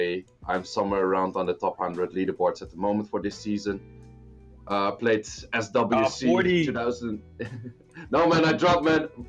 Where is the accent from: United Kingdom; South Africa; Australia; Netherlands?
Netherlands; moved away as an adult; now in China; I'm 27 years old. I'm from the Netherlands, currently studying China.